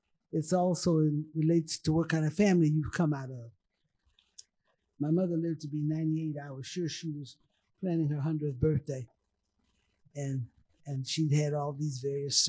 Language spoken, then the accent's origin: English; Los Angeles, California, United States; I was raised in Los Angeles, California.